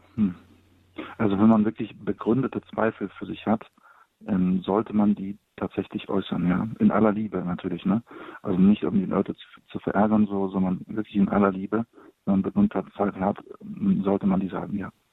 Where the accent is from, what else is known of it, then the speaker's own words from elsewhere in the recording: Poland; now in Cologne, Germany; Ich komme gebürtig aus Polen